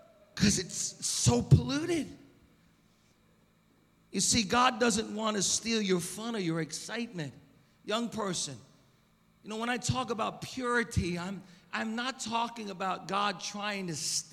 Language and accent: English; Long Beach, United States; moved away as an adult; now in Oceanside, United States; I grew up in Long Beach, And I love Long Beach. I mean, I live in Oceanside now